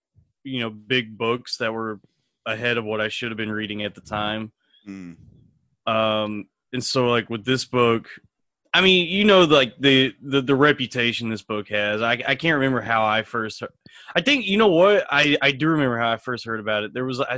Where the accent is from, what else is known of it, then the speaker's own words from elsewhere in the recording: Texas, United States; now in New York, United States; I'm from Texas.